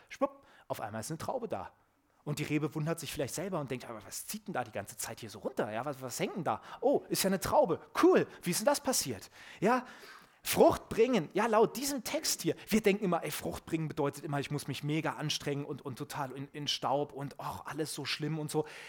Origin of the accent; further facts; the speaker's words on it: Germany; ich als Deutscher